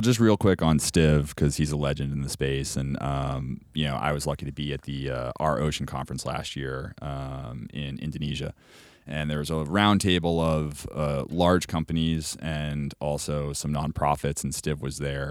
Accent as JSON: {"language": "English", "area": "Cape Cod", "region": "Massachusetts", "country": "United States", "tie": "born or raised there", "moved": "yes", "said": "I'm from Cape Cod originally. So I'm born and raised, like, towny."}